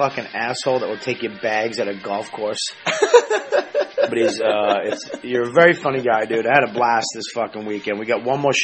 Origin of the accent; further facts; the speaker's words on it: Boston, Massachusetts, United States; I'm from Boston, too